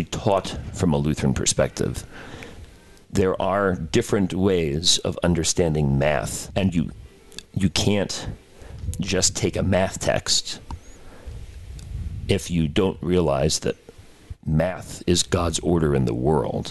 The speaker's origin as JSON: {"language": "English", "area": "Long Island", "region": "New York", "country": "United States", "also_born_or_lived": "Casper, Wyoming", "moved": "yes", "lives_now": "Houston, United States", "said": "as a New Yorker from Long Island."}